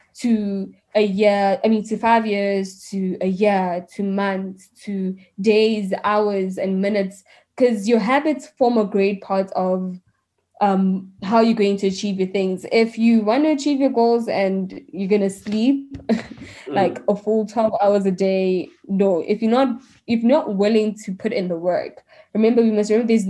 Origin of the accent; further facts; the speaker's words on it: Mamelodi, Gauteng, South Africa; I'm from Mamelodi